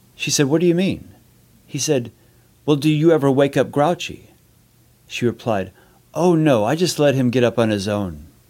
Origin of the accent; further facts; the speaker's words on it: San Leon, Texas, United States; now in Los Angeles, United States; I grew up in San Leon, Texas, which is between Houston and Galveston